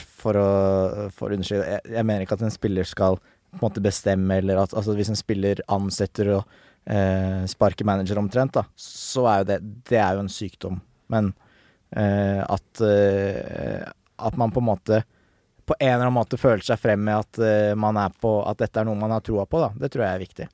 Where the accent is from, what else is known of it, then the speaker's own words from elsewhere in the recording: Nesodden, Akershus, Norway; Jeg er fra Nesodden